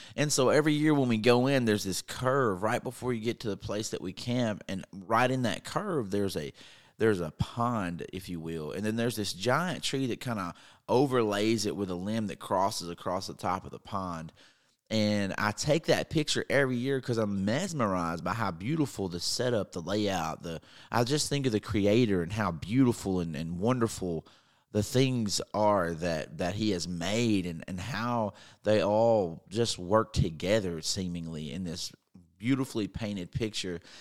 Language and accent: English; North Mississippi, United States; I'm from North Mississippi, and we don't see snow very much